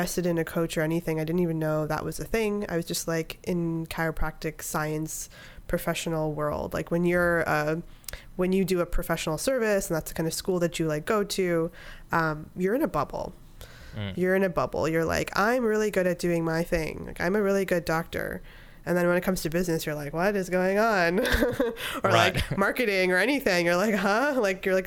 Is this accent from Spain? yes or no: no; Canada; moved away as an adult; also born or lived in upstate New York / Miami, Florida; I'm Canadian